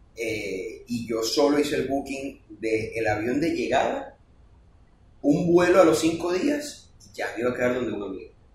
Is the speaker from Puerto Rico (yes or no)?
no; Venezuela; moved away; yo no conozco Maracay, y hablábamos el mismo idioma, claro, somos venezolanos